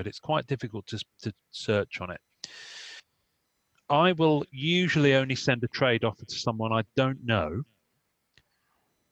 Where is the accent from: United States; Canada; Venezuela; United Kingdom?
United Kingdom; England; I'm English